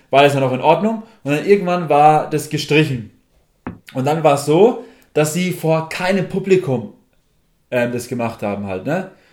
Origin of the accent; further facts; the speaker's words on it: Germany; wir vor allem als Deutsche